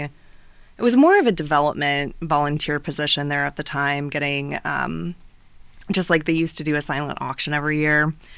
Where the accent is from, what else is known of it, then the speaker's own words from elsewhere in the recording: New Haven, Indiana, United States; I am from New Haven originally